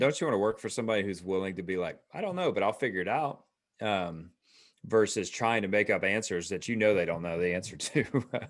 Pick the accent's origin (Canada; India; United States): United States; Atlanta, Georgia; also born or lived in Roswell; we are, uh, again, native Atlanta